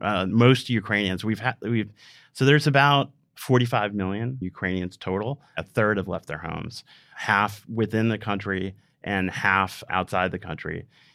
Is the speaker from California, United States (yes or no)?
no; Rhode Island, United States; I grew up in Rhode Island